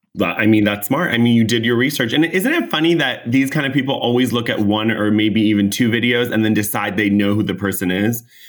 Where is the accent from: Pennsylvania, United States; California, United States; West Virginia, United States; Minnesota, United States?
California, United States; I'm from California